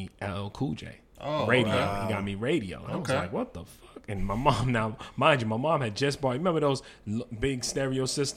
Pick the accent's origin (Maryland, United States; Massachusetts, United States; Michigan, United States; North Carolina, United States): Massachusetts, United States; Boston; growing up in Boston